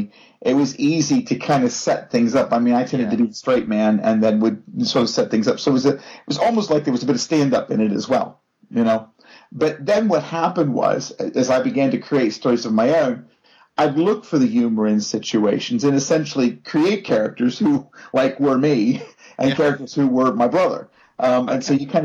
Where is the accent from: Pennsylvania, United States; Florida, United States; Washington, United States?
Pennsylvania, United States; Pittsburgh; moved away; I'm from Pittsburgh, Pennsylvania originally, home of the world champion Pittsburgh Steelers.